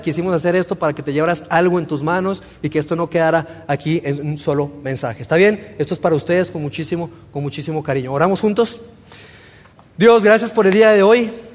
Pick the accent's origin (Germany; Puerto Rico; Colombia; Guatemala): Colombia; moved away as an adult; also born or lived in Torreón, Mexico; yo soy mexicano, pero me crié en Colombia, en Sudamérica. Viví 16 años en Colombia